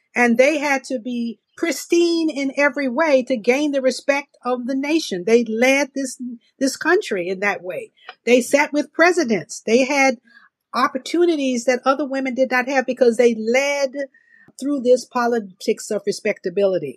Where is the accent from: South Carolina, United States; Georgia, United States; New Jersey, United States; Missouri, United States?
Georgia, United States; Augusta; moved away; also born or lived in Mississippi; I'm born and raised in Georgia.